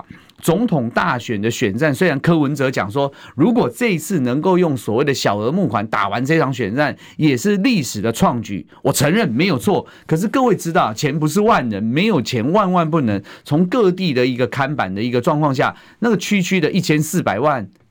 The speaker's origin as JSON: {"language": "Chinese", "country": "Taiwan", "said": "你黄国昌是不是需要跟我们台湾人民道个歉？"}